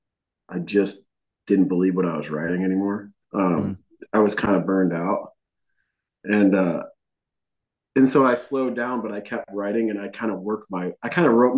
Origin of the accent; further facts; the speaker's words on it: Buffalo, New York, United States; moved away as an adult; now in Nashville, United States; we grew up in Buffalo